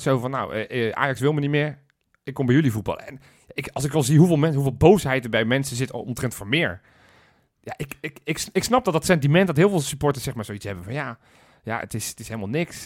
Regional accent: Zoetermeer, South Holland, Netherlands; ik kom uit Zoetermeer

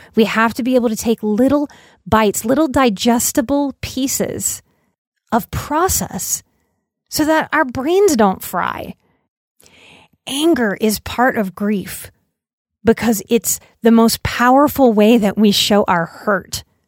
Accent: New Orleans, Louisiana, United States; I'm from New Orleans

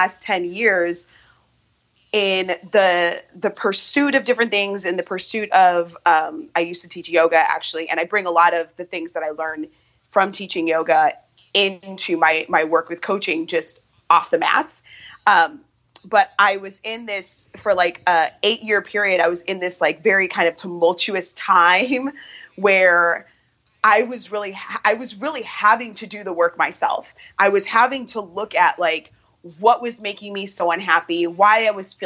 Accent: Chicago, Illinois, United States; I am from Chicago, born and raised, and still live here.

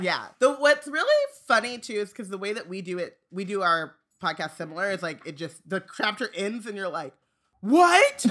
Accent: Southern California, United States; I grew up in Southern California

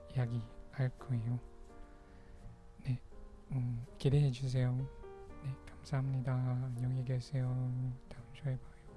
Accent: Ilocos Region, Philippines; first language Pangasinan; Korean is a second language; moved away; also born or lived in Manila; 저는 마니라에서 태어났지만 방가스난에서 저희 조 부모님이랑 살았어요

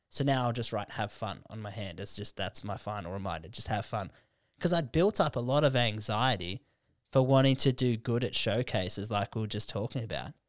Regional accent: Canberra, Australian Capital Territory, Australia; moved away; Canberra, it's a f, like, that's my hometown

